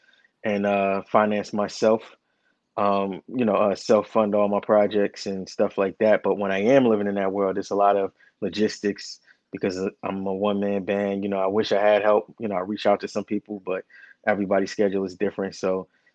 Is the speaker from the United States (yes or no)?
yes; Newark, New Jersey, United States; I'm from Newark, New Jersey. Lived in my whole life.